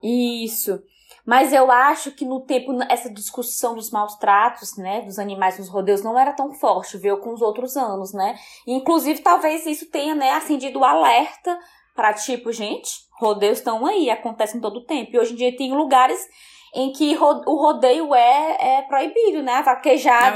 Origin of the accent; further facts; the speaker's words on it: Northeast Region, Brazil; a gente, enquanto nordestino